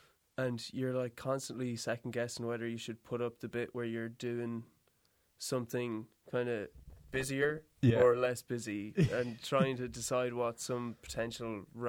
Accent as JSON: {"language": "English", "town": "Galway", "region": "Connacht", "country": "Ireland", "lives_now": "Dublin, Ireland", "said": "Galway, …."}